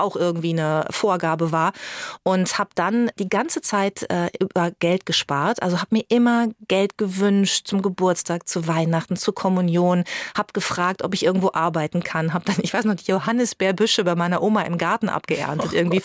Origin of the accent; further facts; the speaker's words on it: Germany; ich bin in Bad Springer aufgewachsen, am Teutoburger Wald, also sehr ländlich auch